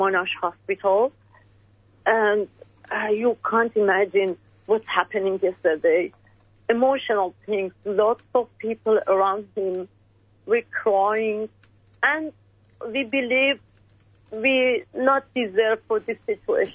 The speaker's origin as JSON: {"language": "English", "country": "Iran", "second_language": "English", "moved": "as an adult", "lives_now": "Australia", "said": "We are Australian, we are Iranian."}